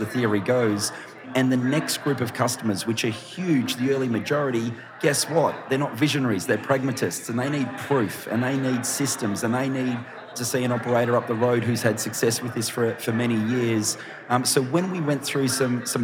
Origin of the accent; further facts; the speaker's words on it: Australia; I'm from Australia